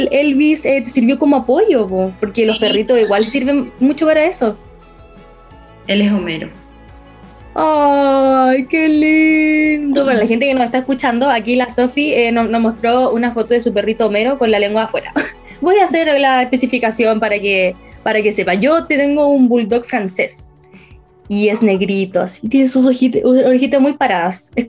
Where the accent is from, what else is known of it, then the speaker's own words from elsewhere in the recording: Concepción, Biobío, Chile; Conce, penquista total. Penquista total, hasta la muerte.